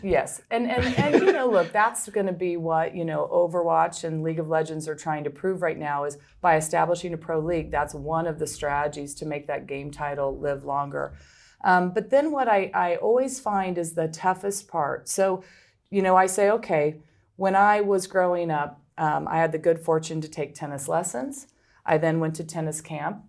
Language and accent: English; Midwest, United States; moved away; also born or lived in Philadelphia; I'm from the Midwest originally